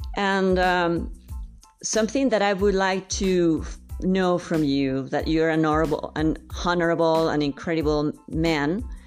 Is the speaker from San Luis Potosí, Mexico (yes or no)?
yes; San Luis Potosí, Mexico; I'm from San Luis Potosí